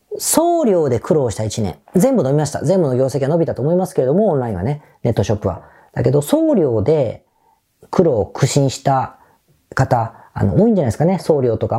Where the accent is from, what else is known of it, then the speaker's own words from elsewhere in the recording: Osaka, Japan; accent: Osaka dialect; 仕事の時ってあんまり大阪弁が出ない